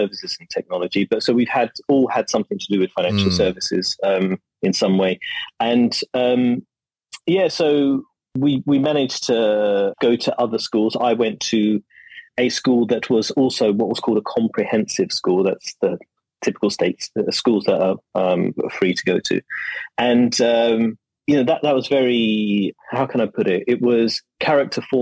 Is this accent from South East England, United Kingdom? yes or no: no; London, United Kingdom; also born or lived in Zaria, Nigeria; now in Malaysia; I grew up in East London when it was far less bohemian